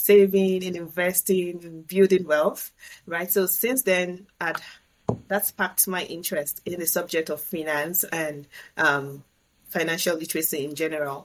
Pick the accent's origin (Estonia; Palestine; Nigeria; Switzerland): Nigeria; moved away as an adult; now in Canada; back home in my home country, Nigeria